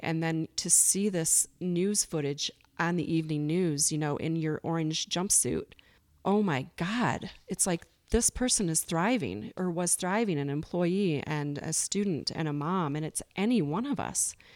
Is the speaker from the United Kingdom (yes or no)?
no; Michigan, United States; moved away as an adult; also born or lived in Las Vegas, Nevada; now in Bozeman, United States; I'm originally from Michigan. I lived there for twenty-three years. Um, grew up in the country